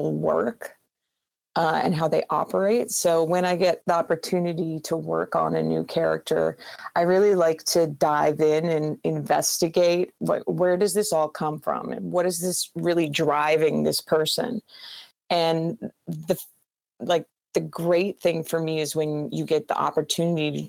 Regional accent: McCreary, Manitoba, Canada; I'm from a super small town in Manitoba. I grew up, population was about 800 people.

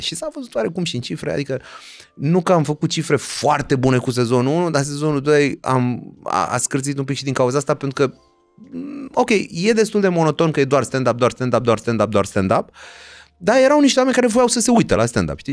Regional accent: Romania; ca români

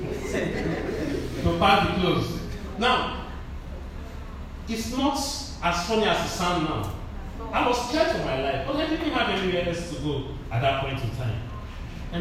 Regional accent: Delta, Nigeria; where are you from? I said, Delta

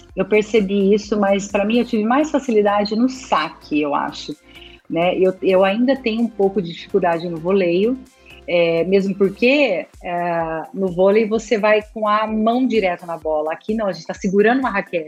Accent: Araçatuba, São Paulo, Brazil; eu nasci em Aracatuba, então eu nadava pelo Aracatuba Clube

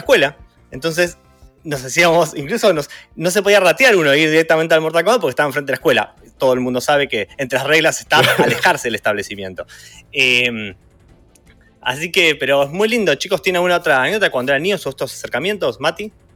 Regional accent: Mar del Plata, Buenos Aires Province, Argentina; yo crecí en Mar del Plata

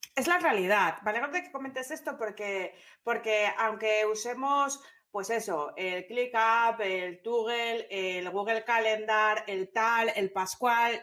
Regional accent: Gijón, Asturias, Spain; moved away; Nací en Gijón

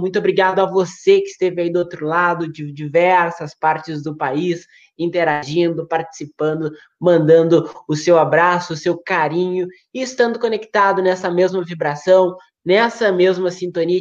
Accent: Uruguaiana, Rio Grande do Sul, Brazil; moved away; eu sou de Uruguaiana, mas não moro mais em Uruguaiana

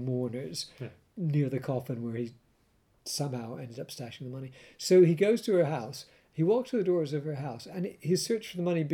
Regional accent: Canada; I grew up with it in Canada

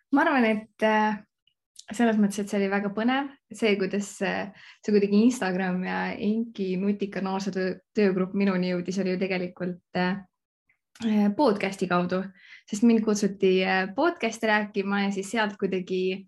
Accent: Võru County, Estonia; moved away; also born or lived in Viimsi; tegelikult pärit olen ma Võrumaalt

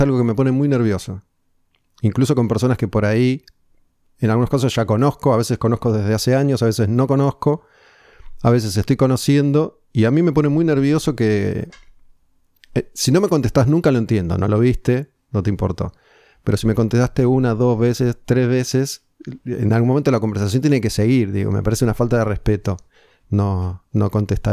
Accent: Argentina; uno como argentino

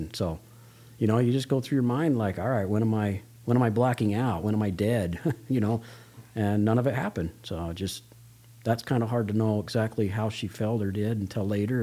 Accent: Las Vegas, Nevada, United States; moved away as an adult; now in Toquerville, United States; I grew up in Las Vegas, Nevada

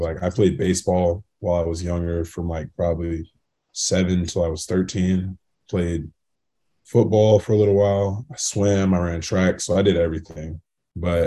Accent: The Colony, Texas, United States; moved away as an adult; growing up in Texas

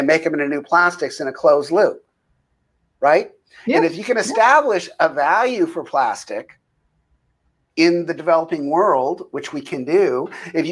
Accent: United States; as an American

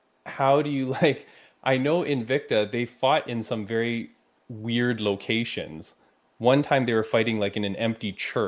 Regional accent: Canada; As a Canadian

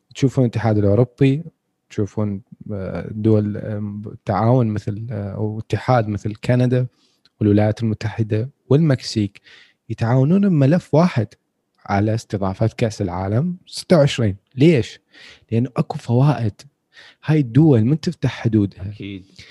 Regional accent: Iraq; احنا عندنا بالعراق

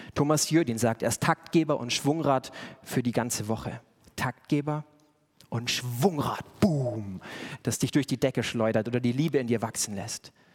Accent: Bavaria, Germany; schön bayerisch, da wo ich herkomme

